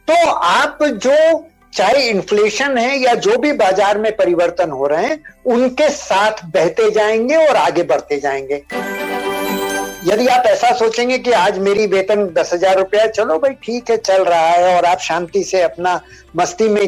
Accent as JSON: {"language": "Hindi", "region": "Rajasthan", "country": "India", "said": "देखिए मैं मारवाड़ी हूं तो उनमें कहावत है कि बनिए की दो पूर्णिमा एक सी नहीं होती"}